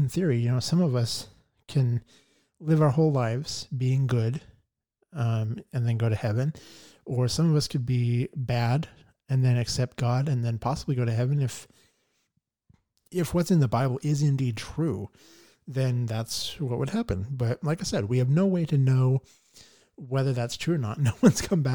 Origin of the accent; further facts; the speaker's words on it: Boise, Idaho, United States; from Boise, Idaho. Born and raised in the Treasure Valley. Love it here.